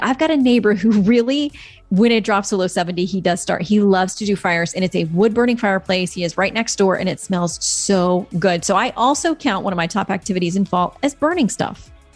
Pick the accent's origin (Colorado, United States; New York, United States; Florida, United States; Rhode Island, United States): Florida, United States; I'm from Florida